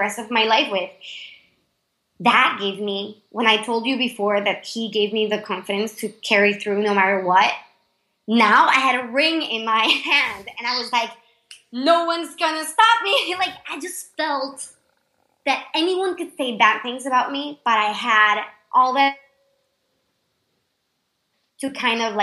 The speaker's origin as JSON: {"language": "English", "country": "Panama", "second_language": "English"}